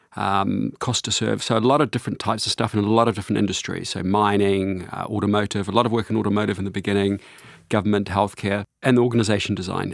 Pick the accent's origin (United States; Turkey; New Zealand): New Zealand; I grew up on a sheep farm in New Zealand